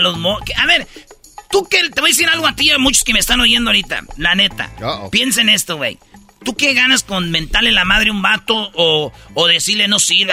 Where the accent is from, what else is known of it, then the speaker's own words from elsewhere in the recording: Michoacán, Mexico; yo soy de Michoacán